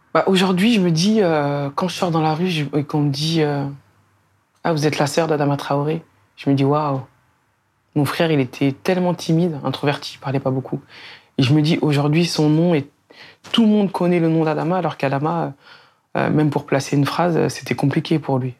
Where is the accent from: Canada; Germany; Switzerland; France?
France; Beaumont-sur-Oise, Île-de-France; also born or lived in Sarcelles; j'ai grandi à Beaumont-sur-Oise. Euh, j'arrive là-bas quand j'ai trois ans